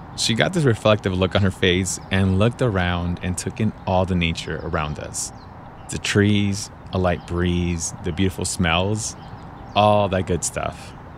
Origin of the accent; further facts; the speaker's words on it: Los Angeles, California, United States; I went to the local park and the beach as a kid, but living in the middle of the city